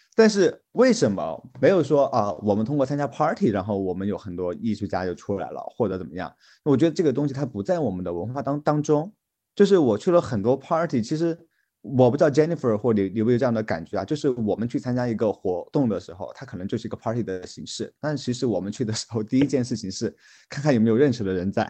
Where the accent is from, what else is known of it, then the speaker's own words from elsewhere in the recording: China; 我们作为中国人